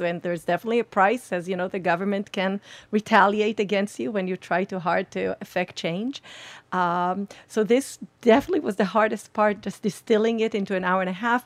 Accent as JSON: {"language": "English", "country": "Israel", "said": "We're from Israel."}